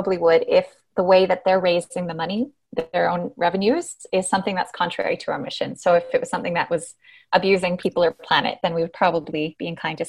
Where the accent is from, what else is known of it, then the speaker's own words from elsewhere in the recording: Canada; moved away as an adult; now in Dubai, United Arab Emirates; I'm Canadian